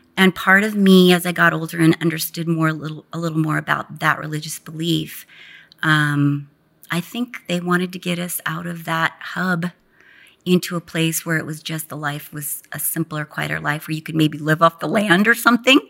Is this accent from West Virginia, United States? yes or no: no; Garden Grove, California, United States; moved away; also born or lived in Westminster, California; I was born in Westminster, but was raised in Garden Grove, which is about ten minutes from Disneyland